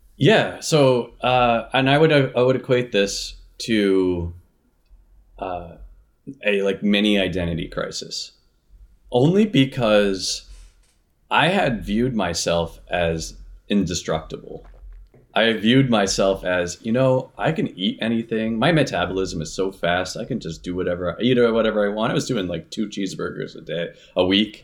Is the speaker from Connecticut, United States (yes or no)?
yes; Connecticut, United States; now in Minnesota, United States; I'm originally from Connecticut